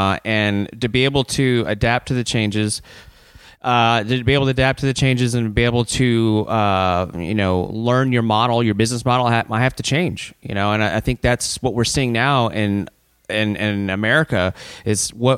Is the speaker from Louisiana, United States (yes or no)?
yes; Baton Rouge, Louisiana, United States; now in Polk County, United States; Originally from Baton Rouge, Louisiana.